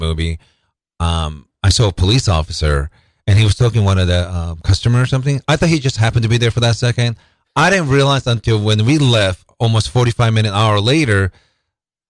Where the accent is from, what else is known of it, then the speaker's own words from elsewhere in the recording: Japan; now in Seattle, United States; I'm originally from Japan and lived mostly in Seattle